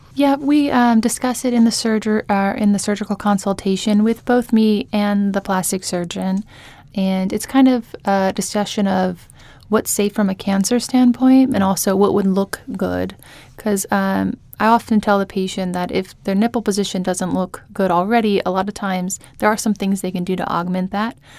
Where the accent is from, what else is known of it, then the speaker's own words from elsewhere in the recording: Tulsa, Oklahoma, United States; moved away as an adult; also born or lived in Jacksonville, Florida / Charlotte, North Carolina; now in New Orleans, United States; I grew up in Tulsa, Oklahoma, but I, um, spent most of my adult life in Jacksonville, Florida